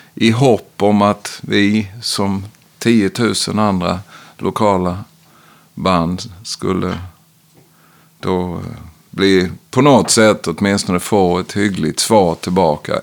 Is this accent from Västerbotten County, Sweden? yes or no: no; Växjö, Kronoberg County, Sweden; moved away as an adult; also born or lived in Stockholm / Austin / Ljungby; now in Oskarshamn, Sweden; Jag växte upp i ett brukssamhälle utanför Växjö